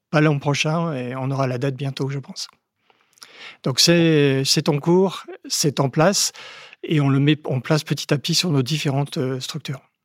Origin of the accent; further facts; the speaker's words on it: Haute-Marne, Grand Est, France; quand j'étais petit, euh, en Haute-Marne